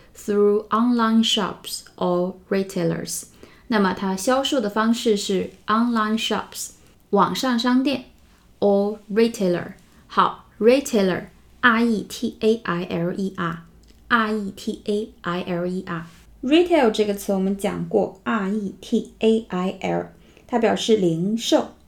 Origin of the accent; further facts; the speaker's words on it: China; 因为我们中国人对奶制品的新闻会比较敏感